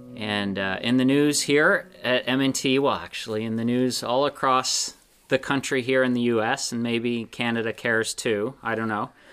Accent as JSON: {"language": "English", "region": "Pennsylvania", "country": "United States", "moved": "yes", "said": "I'm from Pennsylvania"}